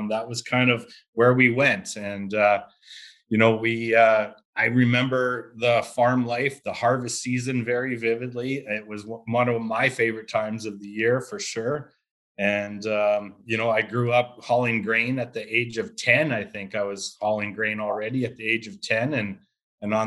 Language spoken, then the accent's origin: English; Saskatchewan, Canada; growing up in Saskatchewan, we're all farmers, really, to be honest with you. If you lived in a small town, we are all part of some sort of farming life